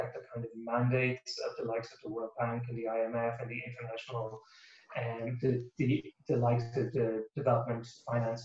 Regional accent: Ireland; now in United States; as an Irish guy

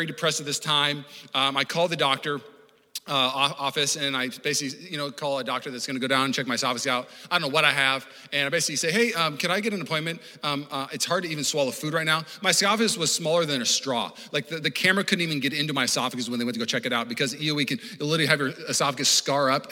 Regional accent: Puyallup, Washington, United States; I grew up in Puyallup, Washington

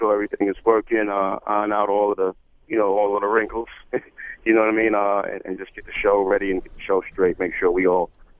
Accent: New York, United States; I'm from New York.

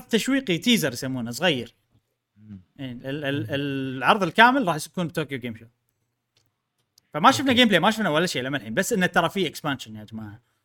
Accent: Kuwait; عندنا بالكويت

